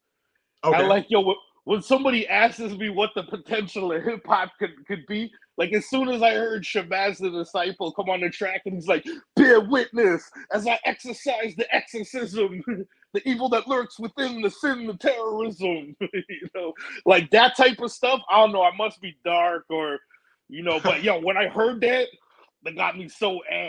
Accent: Canada; also born or lived in New York / Arizona; I did like half of my growing up in Canada and then half of my growing up in New York and Arizona.

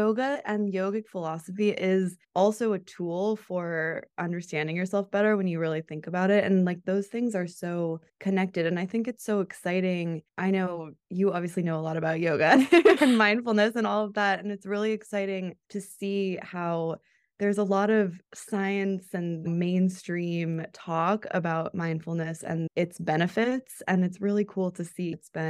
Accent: Colorado, United States; Yeah, I grew up in Colorado and I went to college there too.

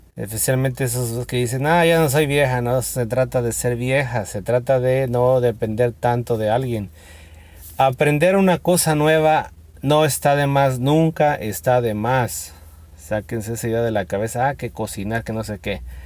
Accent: Mexico; aquí en México, yo que soy de México

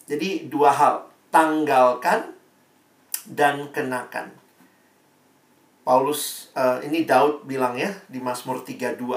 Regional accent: Ambon, Maluku, Indonesia; Saya ini orang Ambon, mama saya orang Manado, papa saya Ambon.

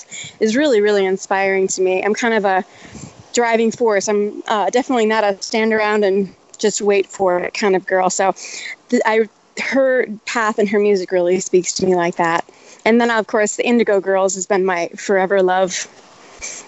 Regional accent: Minnesota, United States; now in Austin, United States; I'm originally from Minnesota, up where you're at right now

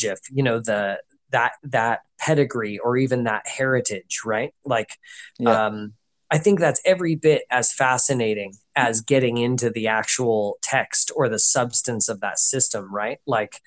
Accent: United States; as an American

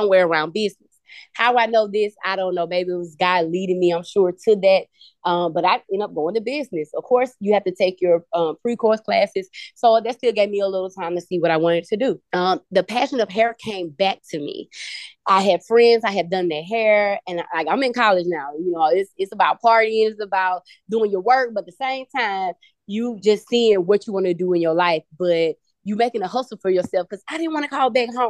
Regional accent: Mobile, Alabama, United States; I am originally from Mobile, Alabama.

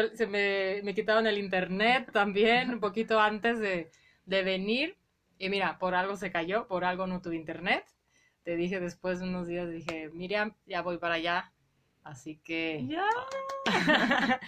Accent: Guadalajara, Jalisco, Mexico; also born or lived in Colima; yo Nací en Colima, pero se mudaron mis papás súper rápido. Yo tenía seis meses, yo prácticamente crecí toda mi vida en la colonia Morelos

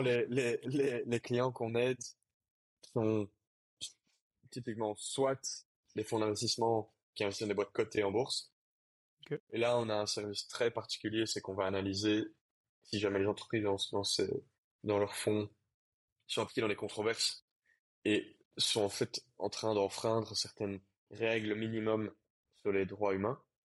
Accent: Brussels, Brussels-Capital Region, Belgium; moved away; Quand tu viens de mon milieu, c'est-à-dire un milieu euh, assez bourgeois, privilégié, euh, bruxellois, euh, avec une famille bilingue

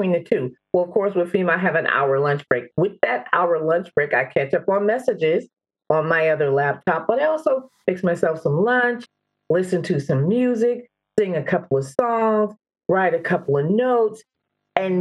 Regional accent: Louisiana, United States; moved away as an adult; I'm originally from Louisiana

